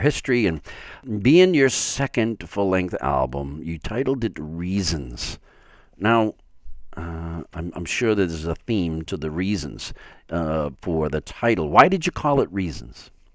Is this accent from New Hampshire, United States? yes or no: no; Framingham, Massachusetts, United States